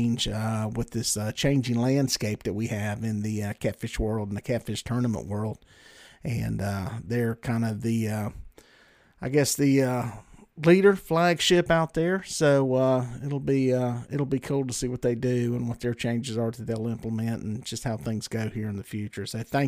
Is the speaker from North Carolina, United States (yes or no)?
yes; Belmont, North Carolina, United States; That is my hometown, baby.